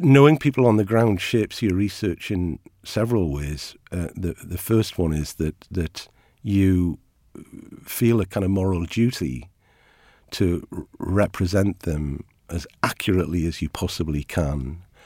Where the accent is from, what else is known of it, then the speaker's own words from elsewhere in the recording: Ashington, North East England, United Kingdom; I am from Ashington. Uh, my family are a coal mining family.